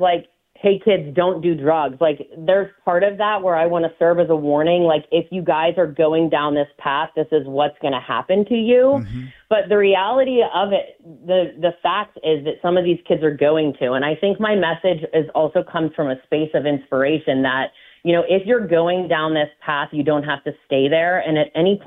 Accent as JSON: {"language": "English", "town": "McCandless", "region": "Pennsylvania", "country": "United States", "tie": "born or raised there", "said": "I grew up in McCandless Township"}